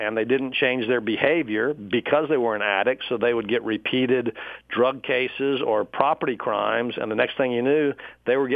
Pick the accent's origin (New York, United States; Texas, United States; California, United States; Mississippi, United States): Texas, United States; Dallas; also born or lived in Pflugerville, Texas; When I was a kid, I lived north of Austin near a little town called Pflugerville, Texas. We moved to Dallas about the end of my sixth grade year, and I grew up then in North Dallas